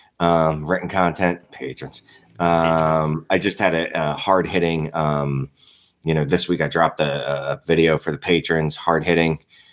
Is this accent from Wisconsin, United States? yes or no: no; Philadelphia, Pennsylvania, United States; I'm from Philadelphia.